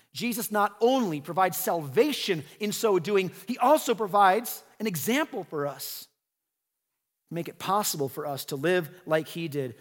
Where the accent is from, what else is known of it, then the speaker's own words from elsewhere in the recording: United States; we're American